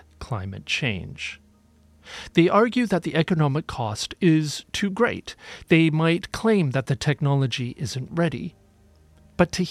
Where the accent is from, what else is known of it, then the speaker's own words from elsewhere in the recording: United Kingdom; my home country, the United Kingdom